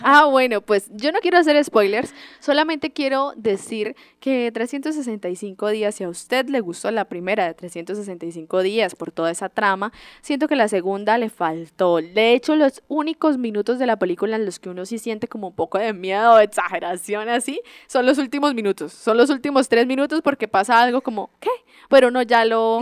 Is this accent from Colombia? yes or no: yes; Colombia; nosotros como buenos colombianos